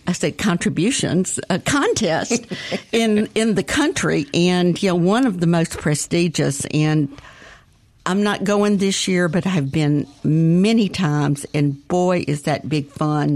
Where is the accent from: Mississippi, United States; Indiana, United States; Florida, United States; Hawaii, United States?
Mississippi, United States; Jackson; now in Edwards, United States; I grew up in Northeast Jackson near the Hickory Pit